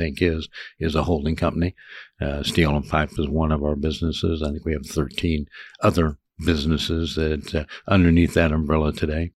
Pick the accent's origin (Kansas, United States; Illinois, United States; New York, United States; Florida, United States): Kansas, United States; Overland Park; moved away as an adult; now in Manhattan, Kansas, United States; I grew up in the Overland Park area